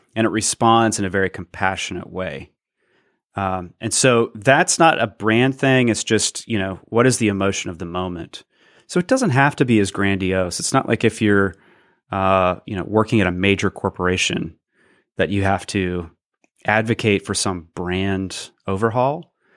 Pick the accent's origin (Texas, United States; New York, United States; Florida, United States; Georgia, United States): Georgia, United States; Athens; my hometown, Athens, Georgia